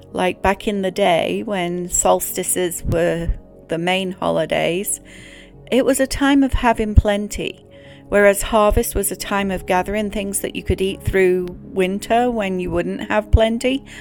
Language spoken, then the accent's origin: English; England, United Kingdom; Growing up in England